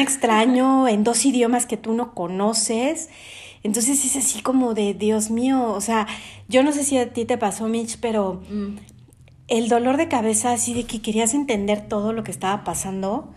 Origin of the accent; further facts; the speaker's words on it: Mexico City, Mexico; moved away as an adult; nosotros somos de la Ciudad de México, pero vivimos fuera de nuestro país